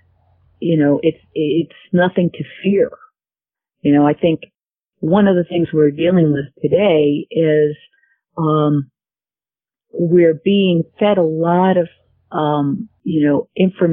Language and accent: English; United States; I am an American